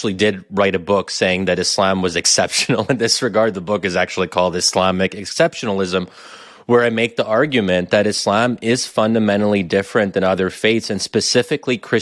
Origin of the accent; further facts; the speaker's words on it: United States; as an American Muslim